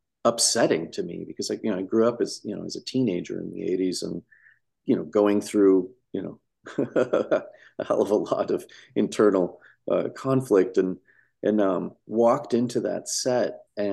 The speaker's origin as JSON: {"language": "English", "region": "Midwest", "country": "United States", "tie": "born or raised there", "said": "I grew up in the 80s in the Midwest in a small town"}